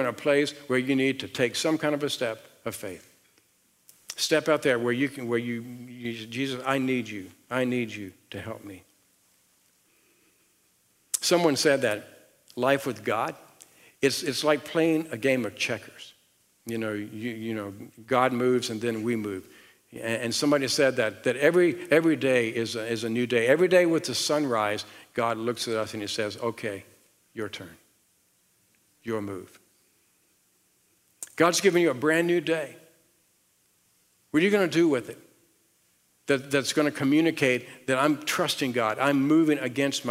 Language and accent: English; the South, United States; accent: southern; moved away as an adult; my southern accent